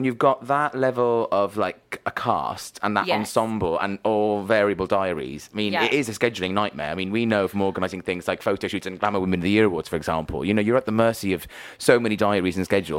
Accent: Wales, United Kingdom; As a Welsh person

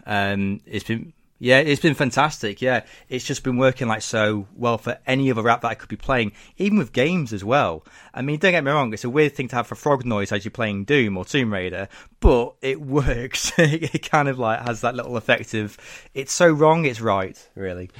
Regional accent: Lincoln, East Midlands, United Kingdom; living in my hometown of Lincoln, England

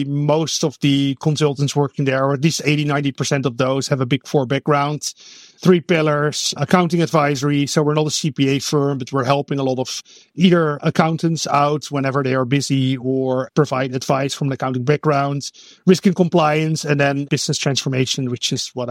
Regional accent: Netherlands; English is a second language; moved away as an adult; now in Oakland, United States; I am actually Dutch, born and raised in the Netherlands

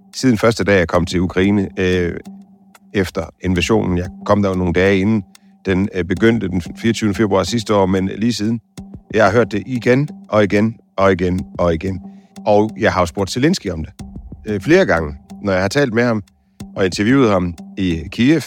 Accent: Denmark; jeg er fra Danmark

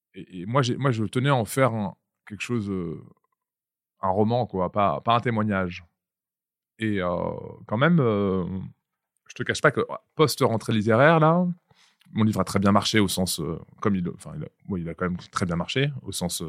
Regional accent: Vitry-sur-Seine, Île-de-France, France; je viens du Val-de-Marne des années 2000 par exemple, je viens de. Il ville qui n'est pas très loin de vos bureaux, là, qui s'appelle Vitry-sur-Seine.

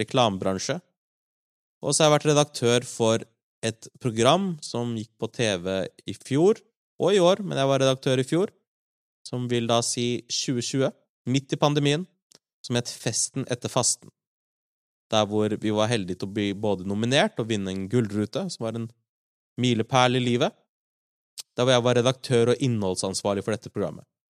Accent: Larvik, Vestfold, Norway; also born or lived in Oslo; Jeg er oppvokst i Larvik, eh, men født i Oslo

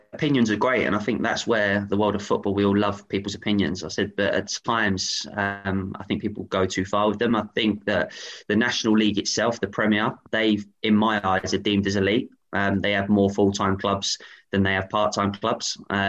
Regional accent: Aylesbury, South East England, United Kingdom; Yeah, for me, I grew up in Aylesbury.

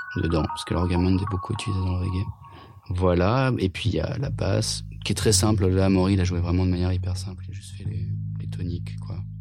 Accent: France; first language French; also born or lived in England; un délire français qui était mes souvenirs de ma langue natale

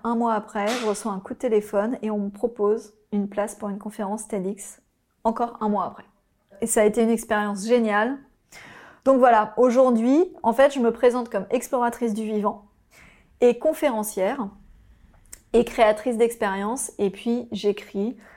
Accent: Oise, Hauts-de-France, France; also born or lived in Paris; J'ai grandi euh, dans l'Oise.

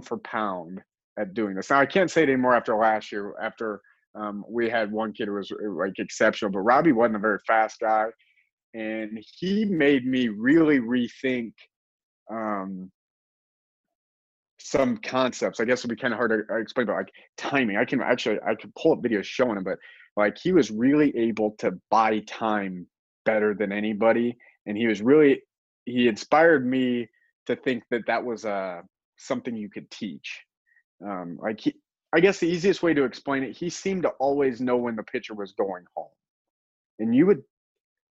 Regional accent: Indiana, United States; moved away as an adult; now in Ohio, United States; I grew up in Indiana

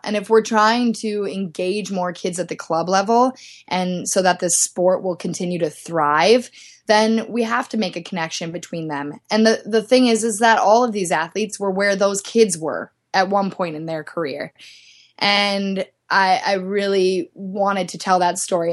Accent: Midwest, United States; moved away as an adult; also born or lived in Minneapolis / Dallas, Texas; now in Salt Lake City, United States; I grew up in the Midwest ski racing

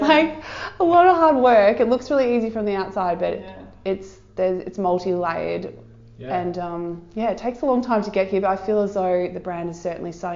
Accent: Surf Coast, Victoria, Australia; Surf Coast. I have lived here my whole life. I lived in Bowen, I'm from Bowen Heads originally

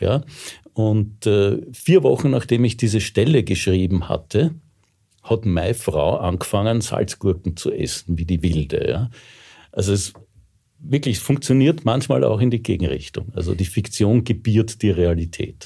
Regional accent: Vienna, Austria; ich bin echter Wiener, ich bin sogar echter Rossauer

